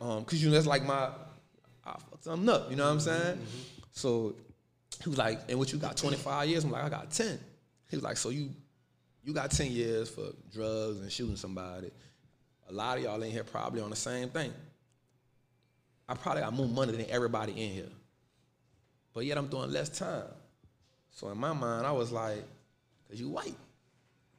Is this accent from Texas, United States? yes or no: no; New Orleans, Louisiana, United States; I'm from New Orleans, born and raised